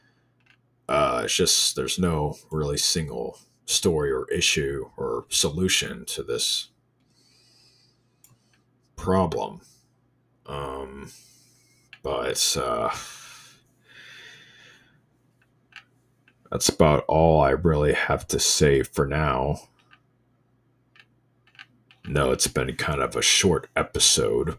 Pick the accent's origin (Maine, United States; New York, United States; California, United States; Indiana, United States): Indiana, United States; I'm from Indiana. We got this thing called I-STEP.